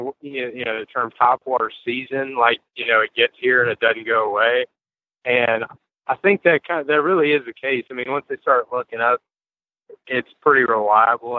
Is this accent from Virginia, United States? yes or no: yes; Fluvanna County, Virginia, United States; Fluvanna County, which is, you know, my home town